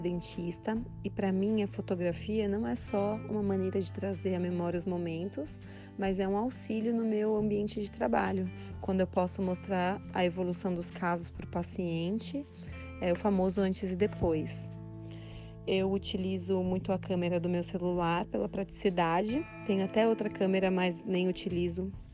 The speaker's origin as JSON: {"language": "Portuguese", "region": "São Paulo", "country": "Brazil", "moved": "as an adult", "lives_now": "United States", "said": "sou de São Paulo, atualmente estou morando nos Estados Unidos"}